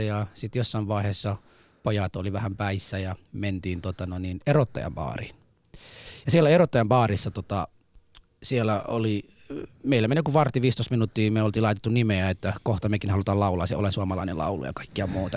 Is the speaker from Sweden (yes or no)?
no; Somalia; now in Helsinki, Finland; mä oon somalialainen